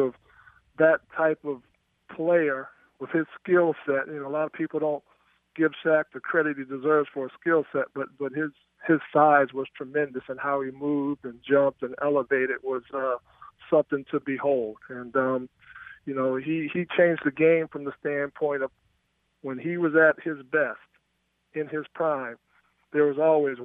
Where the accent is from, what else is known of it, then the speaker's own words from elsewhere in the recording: Greensboro, North Carolina, United States; growing up in Greensboro